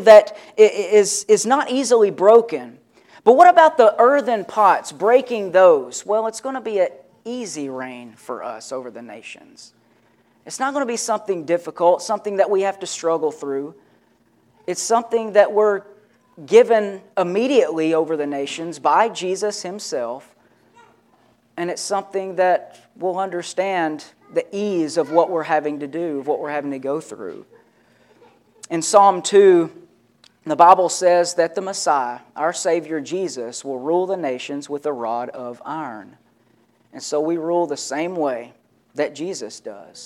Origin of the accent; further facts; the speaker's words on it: Kentucky, United States; my dad built the house I grew up in Kentucky